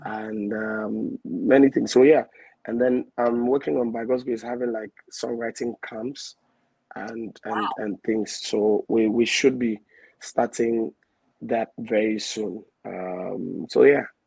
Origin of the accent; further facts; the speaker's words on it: Accra, Greater Accra, Ghana; I'm a Ghana, um, eldest of six. I hail from the Jamestown, Assay, to be precise